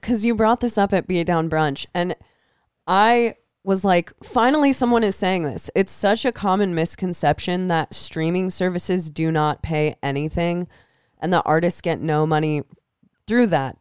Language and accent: English; Iowa, United States; moved away; I'm from Iowa